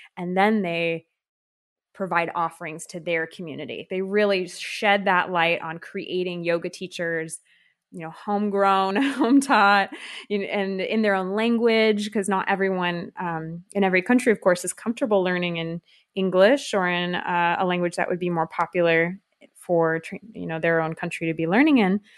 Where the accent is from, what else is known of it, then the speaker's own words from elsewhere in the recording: California, United States; moved away as an adult; now in France; I'm from California